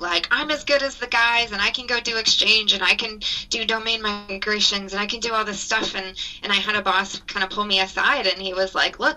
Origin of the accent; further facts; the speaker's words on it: Ohio, United States; I've lived in different parts of Ohio for the majority of my life, so very much a Midwesterner